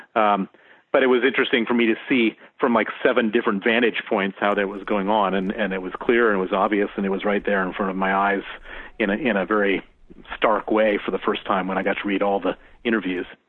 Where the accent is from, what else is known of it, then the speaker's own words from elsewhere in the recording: Chicago, Illinois, United States; moved away as an adult; also born or lived in Princeton, New Jersey; now in London, United Kingdom; I was born in Princeton, New Jersey, um, uh, raised in in uh, South Side of Chicago